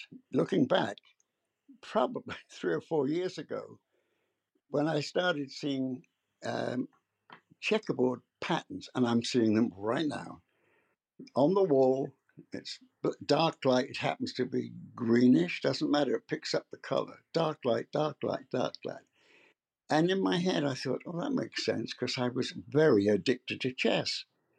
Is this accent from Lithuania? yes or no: no; England, United Kingdom; moved away as an adult; now in United States; oh, I've been in America for 50 years. But I grew up in England, and my business career started in England.